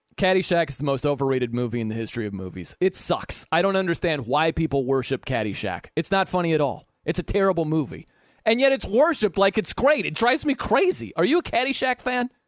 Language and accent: English; South Bend, Indiana, United States; I'm from South Bend